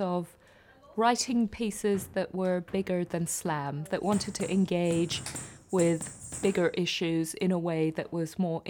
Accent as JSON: {"language": "English", "country": "Kenya", "tie": "born or raised there", "moved": "yes", "said": "I was born and raised in Kenya. I grew up there. That is my family. That is my world."}